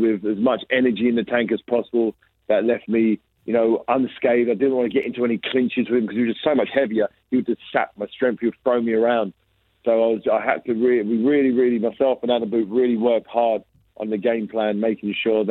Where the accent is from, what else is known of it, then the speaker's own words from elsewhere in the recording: England, United Kingdom; I'm a British fighter. I'm from England.